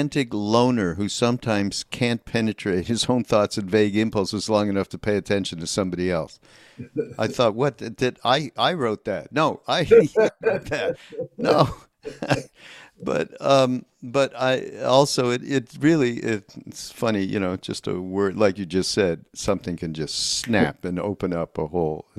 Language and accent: English; Canada; I'm from Canada, so you have to understand we are a different breed